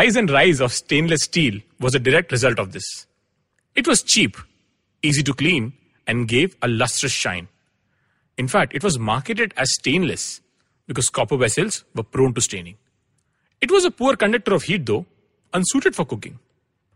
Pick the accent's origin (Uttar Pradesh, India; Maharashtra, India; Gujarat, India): Gujarat, India; Anand; I grew up in Anand, a sleepy town in Gujarat